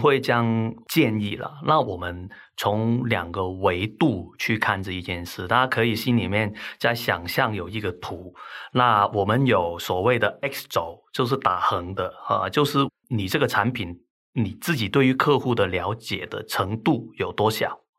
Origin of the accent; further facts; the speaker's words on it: Hong Kong; accent: Hong Kong; now in Taiwan; 听我口音可能都听得出来，那我其实是香港来的，哈。那我在台湾定居很长时间，但是我的口音就是总是都是改不了